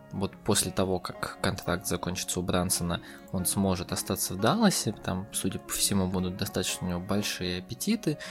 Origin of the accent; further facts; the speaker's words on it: Russia; я россиянин